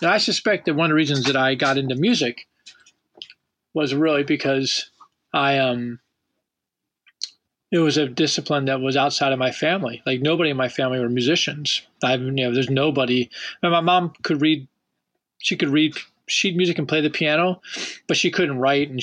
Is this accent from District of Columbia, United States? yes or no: yes; Washington, District of Columbia, United States; as a young child, growing up in Washington, D.C.